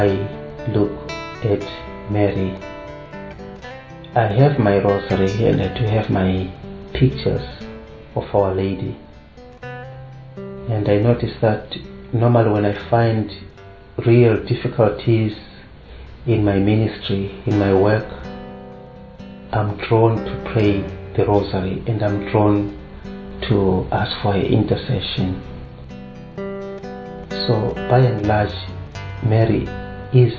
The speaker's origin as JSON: {"language": "English", "country": "Zimbabwe", "said": "I come from Zimbabwe"}